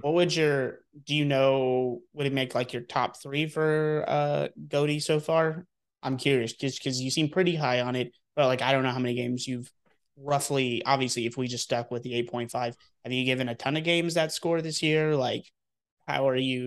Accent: Texas, United States; moved away; I am born and raised in Texas

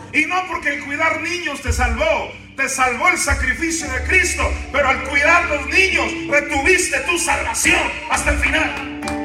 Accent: Sinaloa, Mexico; yo nací en Sinaloa

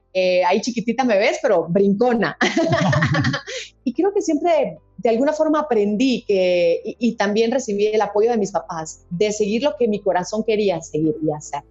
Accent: Guatemala; a las guatemaltecas nos dicen chapines

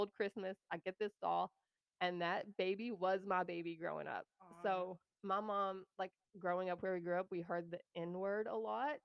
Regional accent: the Bible Belt, United States; moved away as an adult; also born or lived in New Mexico; I'm from the Bible Belt

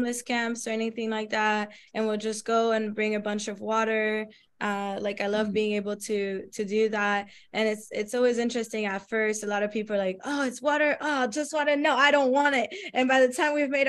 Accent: France; moved away; I come from France, so I come from another developed country

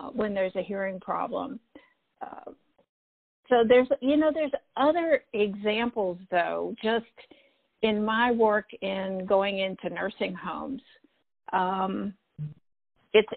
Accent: Elon, North Carolina, United States; I grew up in Elon College

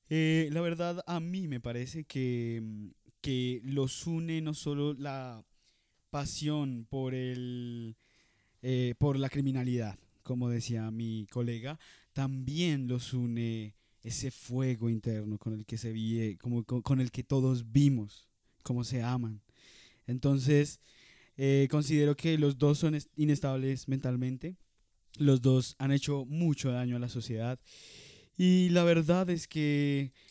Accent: Russia; Spanish is a second language; En Harvard y también soy ruso. Eh, estudié en la Universidad Rusia.

